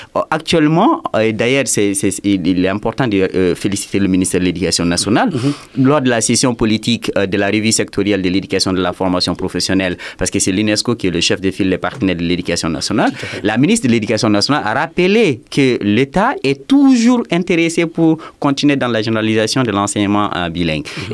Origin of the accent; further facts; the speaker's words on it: Douentza, Mopti, Mali; je suis de Douanza, je parle Dogon, je parle Peul